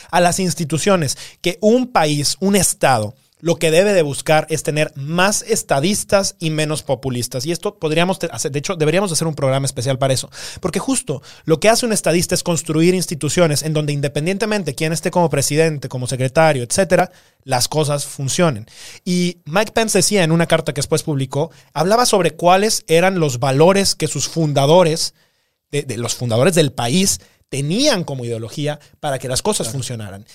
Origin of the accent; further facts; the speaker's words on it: Guanajuato, Mexico; nosotros somos de Guanajuato